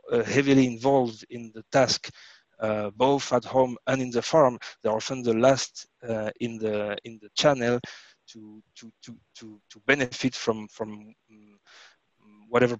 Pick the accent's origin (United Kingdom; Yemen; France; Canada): France; I was born in France, so in France we have a lot of cheeses, wine